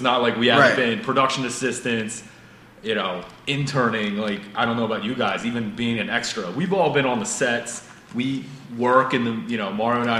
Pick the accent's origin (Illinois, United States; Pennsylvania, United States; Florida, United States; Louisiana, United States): Pennsylvania, United States; Because some kid growing up in Pennsylvania, I see movies taking place in New York City, in Hong Kong, a James Bond movie, traveling the world.